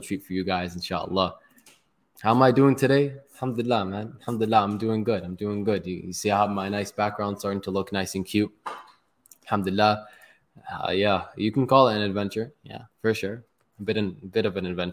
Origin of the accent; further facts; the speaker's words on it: Toronto, Ontario, Canada; also born or lived in Palestine; I'm from Toronto